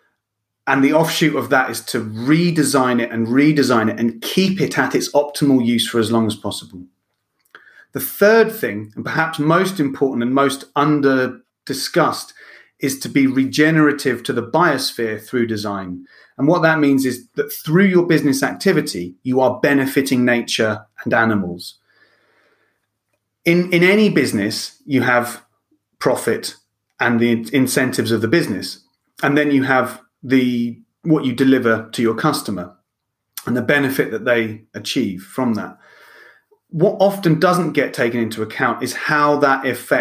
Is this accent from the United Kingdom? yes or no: yes; Lewes, South East England, United Kingdom; moved away as an adult; also born or lived in Ireland / Spain / France / Italy; being born and bred in Lewis